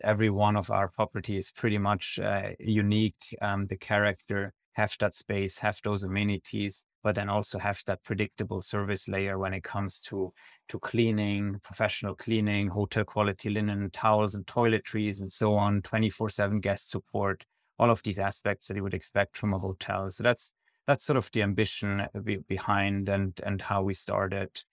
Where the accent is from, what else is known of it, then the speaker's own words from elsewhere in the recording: Switzerland; I'm originally from Switzerland